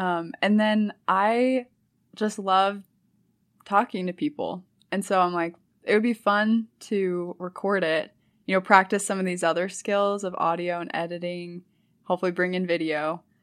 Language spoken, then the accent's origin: English; St. Louis, Missouri, United States; moved away as an adult; also born or lived in California; now in Utah, United States; I grew up in Missouri